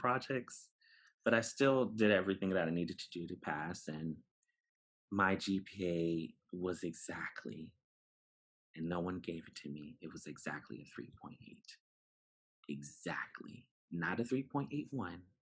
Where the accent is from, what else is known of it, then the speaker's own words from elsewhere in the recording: New York City, New York, United States; moved away; also born or lived in Bronx, New York City; I was born in the Bronx. I was raised in Brooklyn for some time